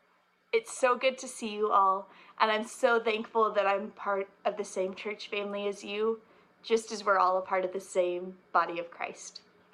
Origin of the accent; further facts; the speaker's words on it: Ozark, Arkansas, United States; I'm from Ozark, Arkansas.